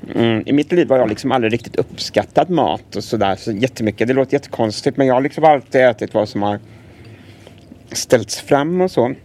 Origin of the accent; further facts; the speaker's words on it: Gothenburg, Västra Götaland, Sweden; Jag är född här i Göteborg på 80-talet